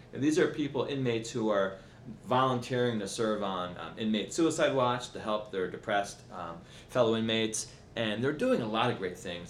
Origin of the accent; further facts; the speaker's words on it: Baltimore, Maryland, United States; now in Washington, DC, United States; I'm a proud native of Baltimore, Maryland